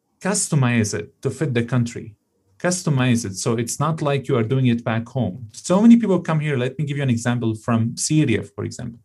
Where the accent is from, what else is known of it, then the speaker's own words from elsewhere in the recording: Canada; born there; And, you know, exactly as a Canadian born citizen, we in this country, we have our own challenges ahead of us.